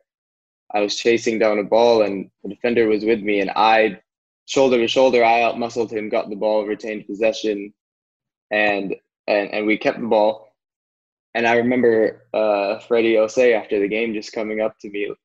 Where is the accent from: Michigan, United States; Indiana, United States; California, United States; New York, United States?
California, United States; Orange County; I grew up in Orange County